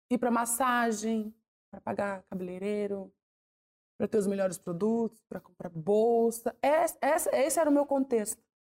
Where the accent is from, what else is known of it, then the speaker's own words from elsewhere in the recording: Fortaleza, Ceará, Brazil; also born or lived in Maranhão; nós saímos do Maranhão, nós éramos em quatro, e minha mãe foi para Fortaleza